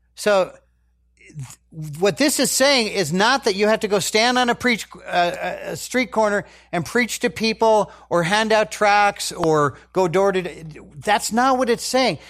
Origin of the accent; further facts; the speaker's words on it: United States; as American Christians